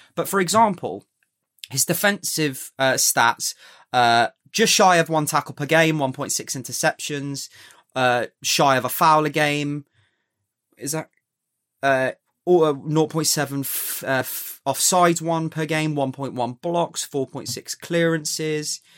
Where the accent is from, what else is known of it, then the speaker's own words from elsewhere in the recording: England, United Kingdom; I want England to do well as an Englishman